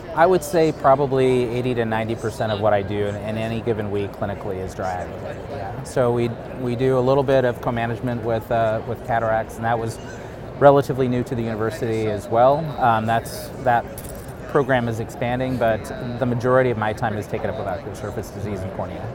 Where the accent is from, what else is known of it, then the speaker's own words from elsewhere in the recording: Wyoming, United States; moved away as an adult; also born or lived in Upper Michigan / Grand Forks, North Dakota / Southern California; was born in Upper Michigan, but raised in Wyoming, um, state of Wyoming